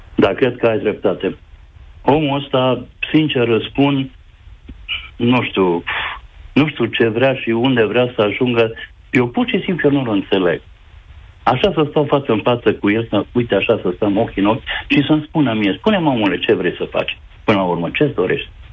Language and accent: Romanian; Reghin, Mureș County, Romania; Eu sunt ardelean. Uh, am fost crescut de copil. Eu sunt din Reghin, de județul Mureș